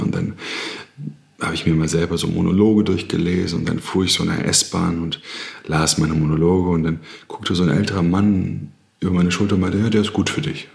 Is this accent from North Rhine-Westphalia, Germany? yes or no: no; Berlin, Germany; ich komme aus Berlin, Südnerköln als Sohn von Beamten